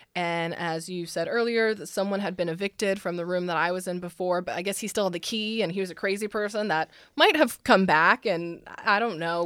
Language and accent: English; San Francisco, California, United States; also born or lived in Los Angeles; now in Nashville, United States; I'm from the Bay Area, so San Francisco